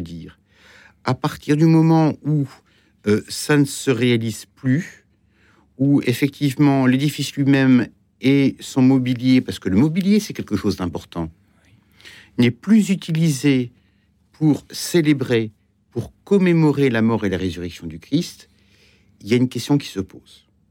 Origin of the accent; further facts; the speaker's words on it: Granville, Normandy, France; also born or lived in Brittany; now in Paris, France; je viens de Grandville